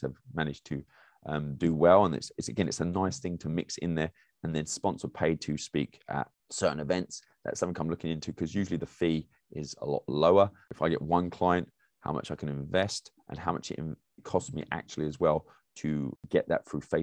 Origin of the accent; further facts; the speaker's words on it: England, United Kingdom; moved away as an adult; now in United States; As an English person